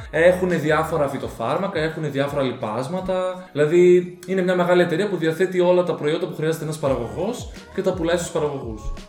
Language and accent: Greek; Thessaloniki, Central Macedonia, Greece; ήμουν και από τη Θεσσαλονίκη